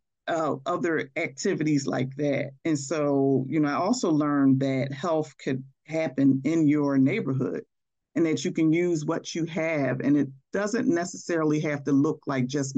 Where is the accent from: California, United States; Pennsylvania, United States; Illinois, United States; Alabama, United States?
Pennsylvania, United States; Philadelphia; growing up in West Philadelphia